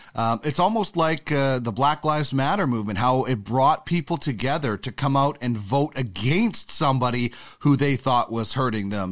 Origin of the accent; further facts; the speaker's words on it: Canada; I'm a Canadian